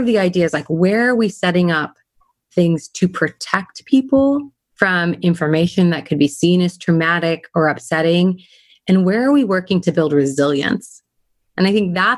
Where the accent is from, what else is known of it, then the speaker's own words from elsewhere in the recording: California, United States; I'm a Californian. I grew up in California